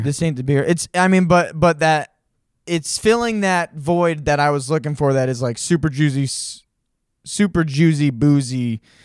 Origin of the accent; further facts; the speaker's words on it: Monson, Massachusetts, United States; I grew up in Munson.